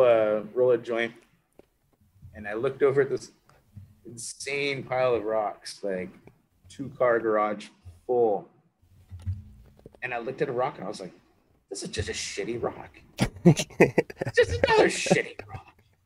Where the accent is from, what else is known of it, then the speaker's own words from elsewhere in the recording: Anchorage, Alaska, United States; I grew up in Anchorage. Okay. Born and raised.